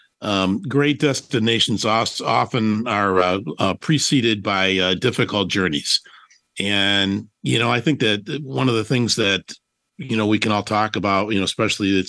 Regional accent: Detroit, Michigan, United States; moved away as an adult; now in Phoenix, United States; I am coming to you live from the great city of Detroit, Michigan, my hometown.

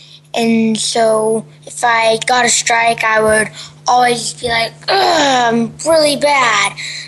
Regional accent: United States; now in Bahrain; I'm from America.

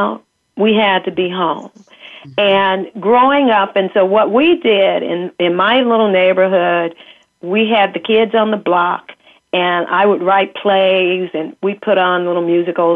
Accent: Kansas City, United States; I grew up in Kansas City, first of all, and a Midwestern girl

